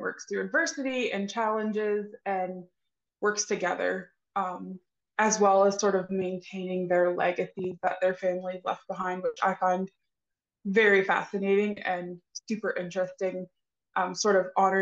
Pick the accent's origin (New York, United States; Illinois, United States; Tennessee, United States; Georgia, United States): Tennessee, United States; East; So I am actually a native Tennessee girl, East Tennessee. So I am born and bred and raised and live here.